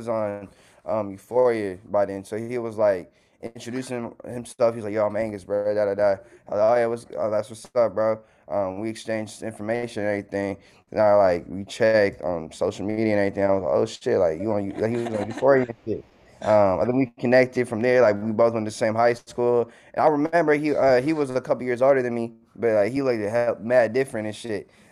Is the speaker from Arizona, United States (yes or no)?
no; Oakland, California, United States; I'm born and raised in Oakland, California. Been there my whole life